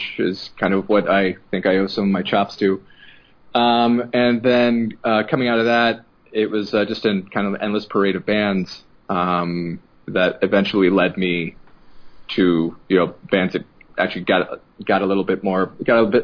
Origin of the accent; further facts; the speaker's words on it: Los Angeles, California, United States; I grew up in Los Angeles